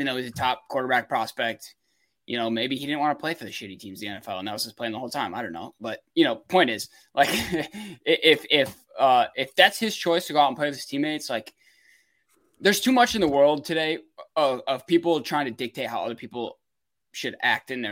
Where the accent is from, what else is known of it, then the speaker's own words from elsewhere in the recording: Michigan, United States; I'm from Michigan